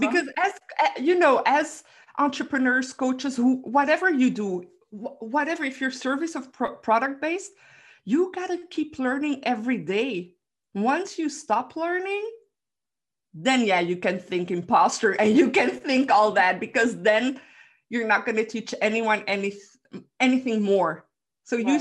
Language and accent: English; Belgium; I'm from Belgium